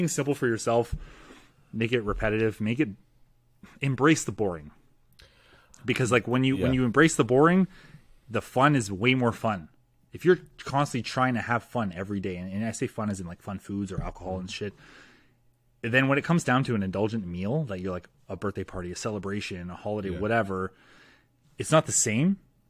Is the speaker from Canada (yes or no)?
yes; Canada; As a Canadian